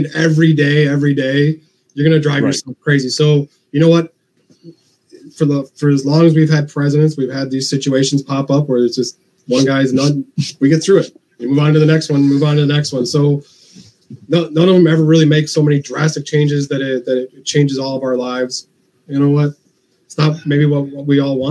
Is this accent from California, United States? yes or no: no; Chicago, Illinois, United States; I'm from Chicago